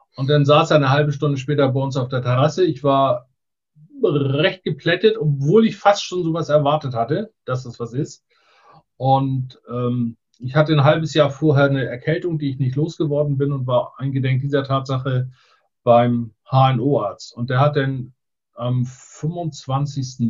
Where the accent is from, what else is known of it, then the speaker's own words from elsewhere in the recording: Borgdorf-Seedorf, Schleswig-Holstein, Germany; also born or lived in Neumünster; also her komme ich aus der Mitte von Schleswig-Holstein, Borgdorf-Seedorf